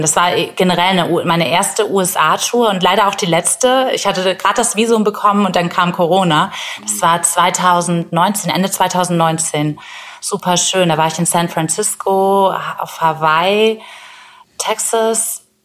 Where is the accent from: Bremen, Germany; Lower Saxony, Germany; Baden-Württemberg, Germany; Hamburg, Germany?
Bremen, Germany; in meiner Heimatstadt Bremen